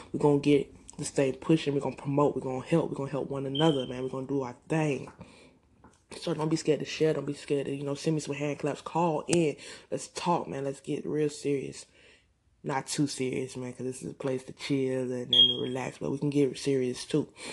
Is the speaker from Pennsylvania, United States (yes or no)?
no; Augusta, Georgia, United States; I'm from Augusta, GA